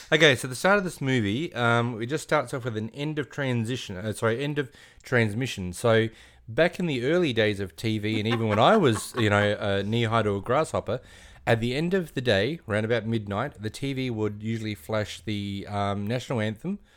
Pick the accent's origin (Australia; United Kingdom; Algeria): Australia; we're Australian